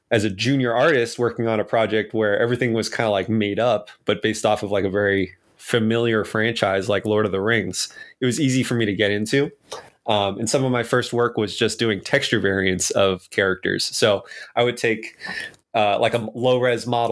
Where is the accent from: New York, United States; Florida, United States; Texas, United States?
New York, United States; New York City; moved away as an adult; also born or lived in Rhode Island / Boston, Massachusetts; I was raised in New York City.